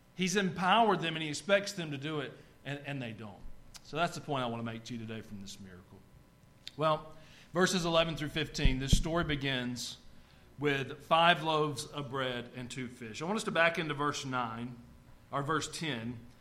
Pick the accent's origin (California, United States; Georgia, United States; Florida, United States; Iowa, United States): Georgia, United States; North Georgia mountains, United States; now in Tennessee, United States; I grew up in the North Georgia mountains.